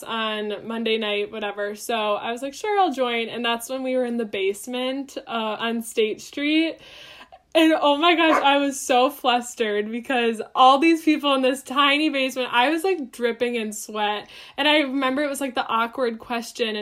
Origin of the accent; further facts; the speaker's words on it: Waukesha, Wisconsin, United States; I am from Waukesha, Wisconsin